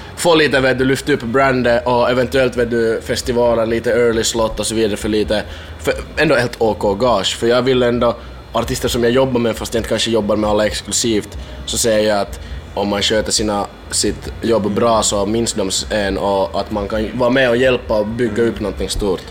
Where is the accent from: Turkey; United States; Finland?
Finland; Min hemstad är typ 70 kilometer ifrån